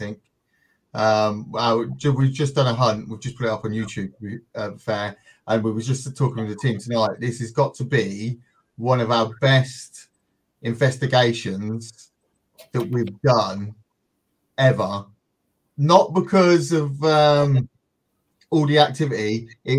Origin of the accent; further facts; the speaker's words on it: Northampton, East Midlands, United Kingdom; we're from the UK. I'm central in the UK, a place called Northampton.